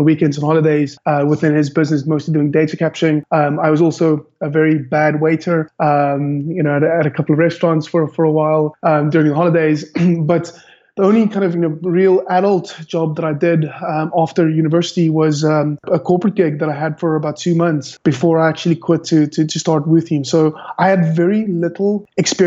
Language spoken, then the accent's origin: English; Cape Town, Western Cape, South Africa; I'm from born and bred Cape Town, South Africa